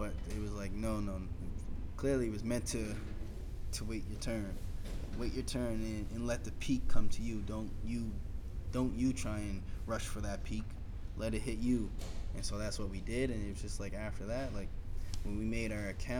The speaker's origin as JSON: {"language": "English", "region": "Nova Scotia", "country": "Canada"}